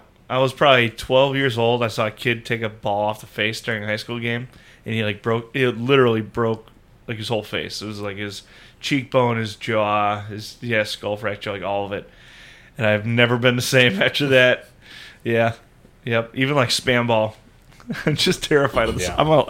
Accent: Indiana, United States; the congregation I grew up in, or that I was born into in Indiana

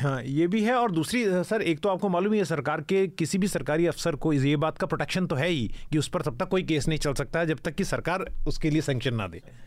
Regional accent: India; मैं पाकिस्तान से नहीं मैं हिंदुस्तान से हूँ

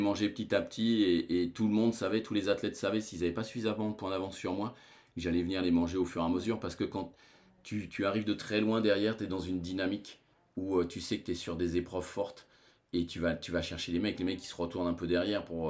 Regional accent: France; chez nous en France

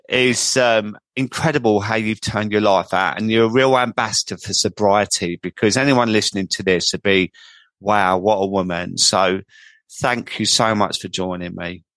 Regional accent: Croydon, London, United Kingdom; accent: market boy; I come from Croydon, as everyone knows, and I sound like a market boy

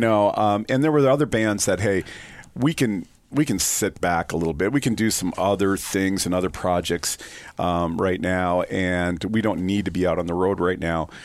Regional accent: Sioux Falls, South Dakota, United States; also born or lived in Vermillion, South Dakota; I was born and raised in Sioux Falls, South Dakota

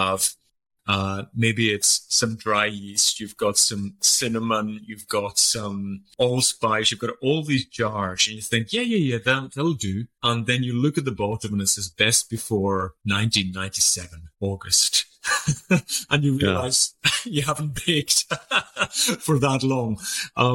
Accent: Isle of Lewis, Scotland, United Kingdom; first language Scottish Gaelic; English is a second language; I'm from the Isle of Lewis. It's the most northerly of the Outer Hebrides of Scotland.

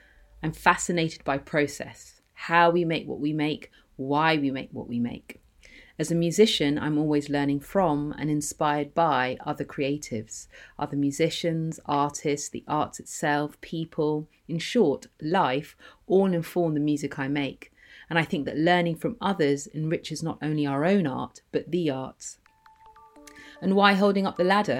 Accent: London, United Kingdom; As a child growing up in London

